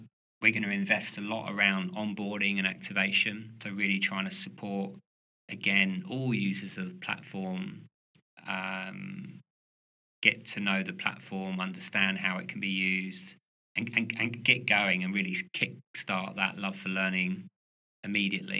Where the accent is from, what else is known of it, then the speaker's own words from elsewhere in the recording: London, United Kingdom; moved away; I'm originally from London